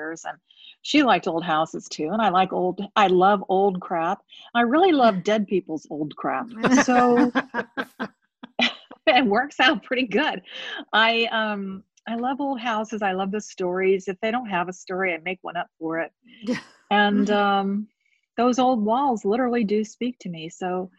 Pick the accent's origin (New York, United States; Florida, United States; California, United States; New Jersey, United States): Florida, United States; St. Petersburg; I grew up in St. Pete, Florida